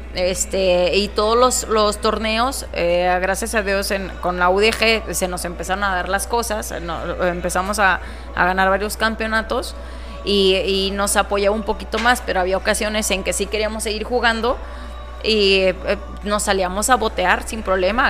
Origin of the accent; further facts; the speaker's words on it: Guadalajara, Jalisco, Mexico; moved away as an adult; also born or lived in Pachuca / Autlán de la Grana, Jalisco; now in Ciudad Juárez, Mexico; soy de Guadalajara. Ah, eh, pues casi toda mi vida, nunca me había salido de Guadalajara